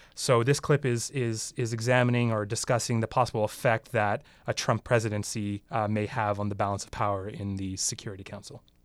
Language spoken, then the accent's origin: English; Canada; even as a Canadian, you know, we have a prime minister here